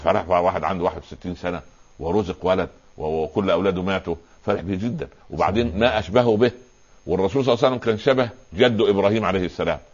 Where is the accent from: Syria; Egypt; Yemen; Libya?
Egypt; Upper Egypt; عندنا في الصعيد